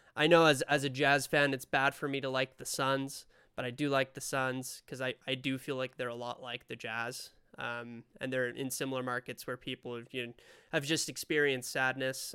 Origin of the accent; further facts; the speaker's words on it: Spain; now in Utah, United States; I'm from Spain originally. Uh, moved over to the States, live in Utah now